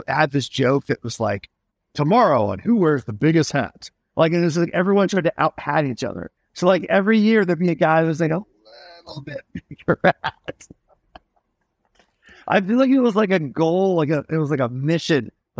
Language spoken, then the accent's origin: English; Kentucky, United States; moved away; I grew up in Kentucky